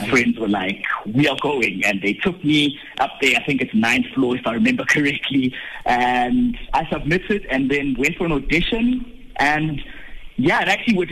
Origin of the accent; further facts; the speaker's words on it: Bethlehem, Free State, South Africa; now in Johannesburg, South Africa; grew up in Bethlehem, in the Free State